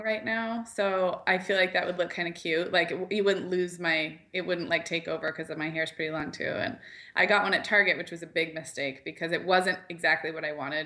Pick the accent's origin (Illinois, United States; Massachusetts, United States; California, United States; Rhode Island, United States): California, United States; Santa Barbara; moved away; also born or lived in Chicago; I grew up in Santa Barbara